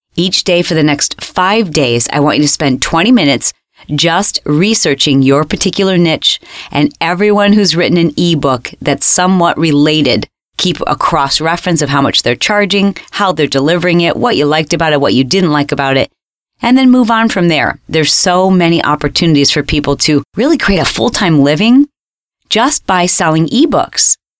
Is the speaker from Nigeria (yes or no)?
no; Australia; I'm from Australia.